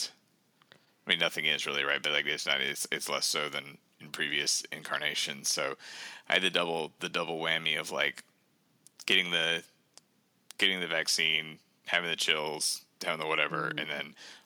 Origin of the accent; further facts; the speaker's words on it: the South, United States; now in Saint Paul, United States; I'm from the South originally